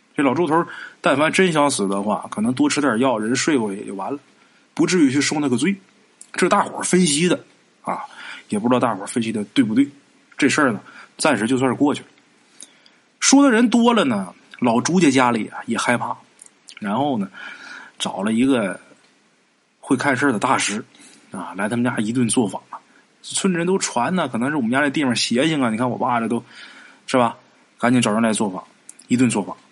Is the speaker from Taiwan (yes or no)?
no; Northeast China, China; 在咱们东北啊